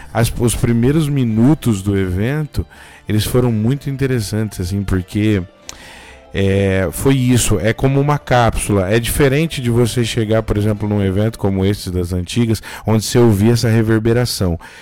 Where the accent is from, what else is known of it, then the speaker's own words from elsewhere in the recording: Bebedouro, São Paulo, Brazil; eu sou do interior de São Paulo, numa cidade pequena aqui chamada Bebedouro, perto de Ribeirão Preto